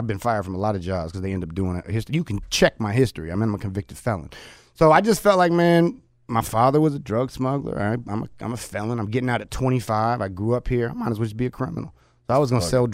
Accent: Oakland, California, United States; also born or lived in Japan / Nepal / Arizona; I grew up in East Oakland in the hood

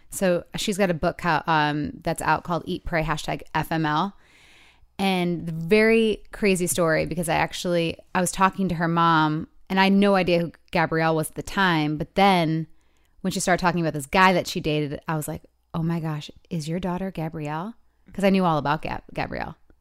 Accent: Michigan, United States; moved away; it's my hometown

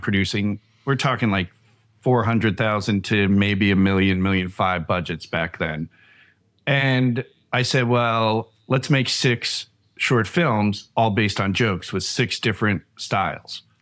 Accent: Long Island, New York, United States; I grew up in Long Island, New York

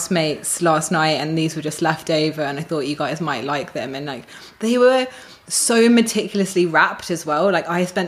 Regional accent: United Kingdom; moved away as an adult; now in Australia; I'm British

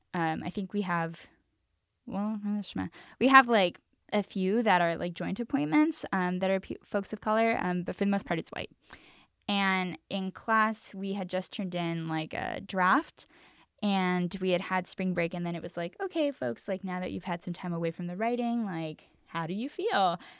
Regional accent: Los Angeles, California, United States; also born or lived in New York; I grew up in East Los Angeles, the real is three two three

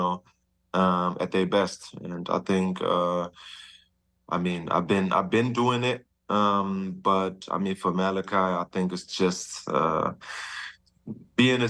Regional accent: Germany; moved away; we had Prinzenpark, it's called, back in my hometown

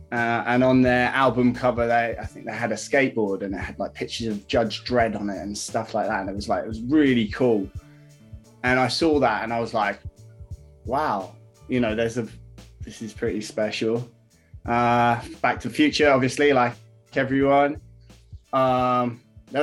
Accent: Hong Kong; Like, I grew up in Asia, man. So I grew up in Hong Kong, and I used to skate streets there.

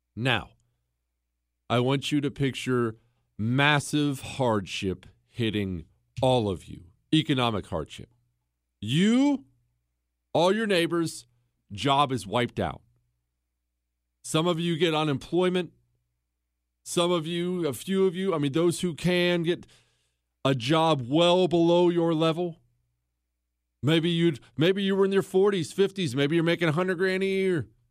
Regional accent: Montana, United States; also born or lived in Ohio; we moved from Ohio to Montana when I was ten years old

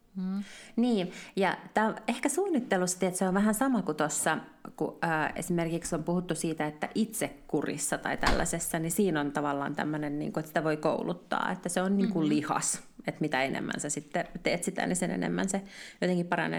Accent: Finland; me ollaan suomenruotsalaisia Suomessa

